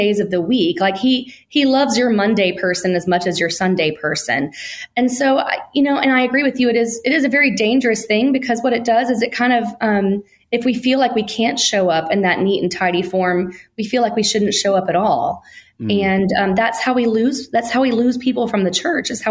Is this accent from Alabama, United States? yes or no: yes; Alabama, United States; I was born and raised in Alabama.